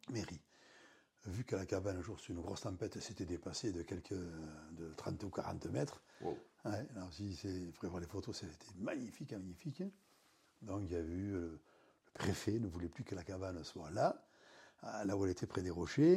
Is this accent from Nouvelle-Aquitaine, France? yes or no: yes; Anglet, Nouvelle-Aquitaine, France; Mes parents habitaient Anglette